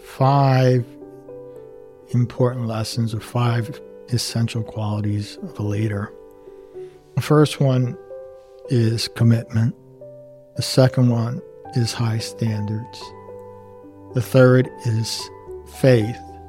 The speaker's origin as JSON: {"language": "English", "town": "Elizabeth", "region": "New Jersey", "country": "United States", "tie": "born or raised there", "said": "it was my hometown and it's literally around the corner"}